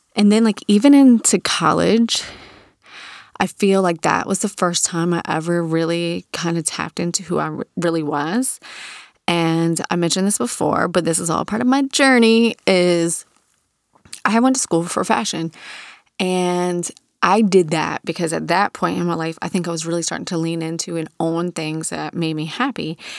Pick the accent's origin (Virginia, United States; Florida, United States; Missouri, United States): Virginia, United States; Virginia Beach; growing up in Virginia Beach in the nineties as a teenager